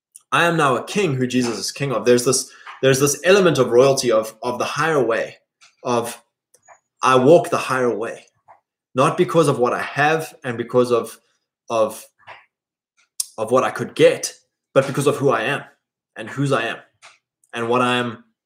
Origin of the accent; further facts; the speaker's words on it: South Africa; where I grew up in South Africa was really great because we were so rural and so isolated. It was a very stable community with generational handovers of land and businesses.